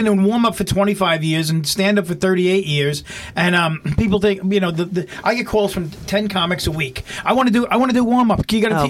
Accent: Long Island, New York, United States; also born or lived in Williamsburg, Brooklyn; We were the first family to move to Long Island

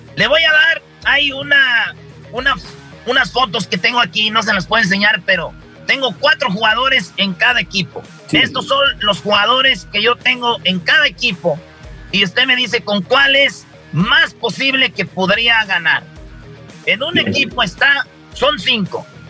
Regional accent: Mexico; como mexicanos tenemos esa tradición de la lucha libre

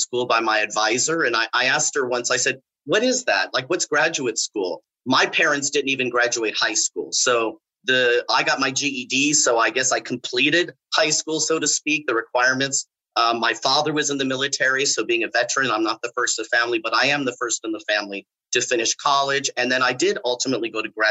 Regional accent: California, United States; moved away as an adult; also born or lived in Mexico (ancestry); now in Orlando, United States; I'm originally from California. I spent most of my 55 years, I spent 40 of those years in California.

